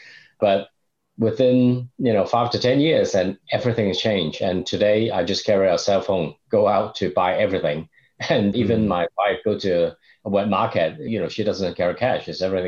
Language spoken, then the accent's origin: English; Hong Kong; moved away as an adult; now in China; I'm originally from Hong Kong